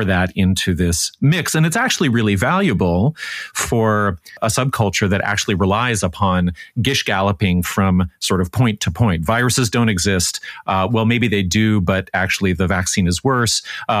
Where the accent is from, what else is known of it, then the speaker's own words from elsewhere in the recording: Canada; being Canadian